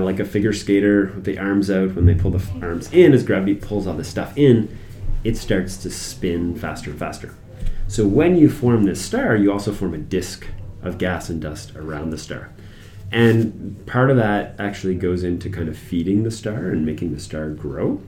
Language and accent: English; Moncton, New Brunswick, Canada; moved away as an adult; also born or lived in Halifax; I'm from Moncton originally